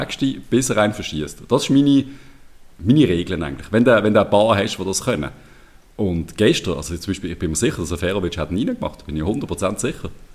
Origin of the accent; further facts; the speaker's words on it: Switzerland; Unser Pragmatismus ein bisschen in der Schweiz